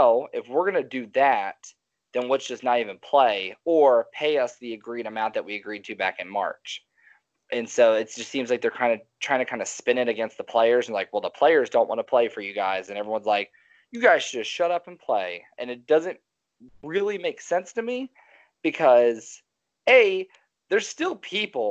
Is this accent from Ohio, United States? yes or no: yes; Cincinnati, Ohio, United States; now in Texas, United States; I grew up in Cincinnati.